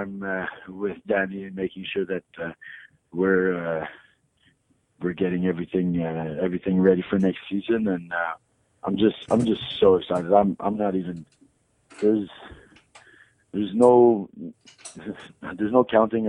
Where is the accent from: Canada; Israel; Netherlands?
Canada; Montreal, Quebec; I grew up in Montreal